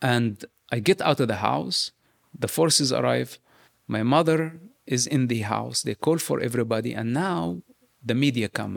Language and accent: English; West Bank, Palestine; moved away; I grew up in the West Bank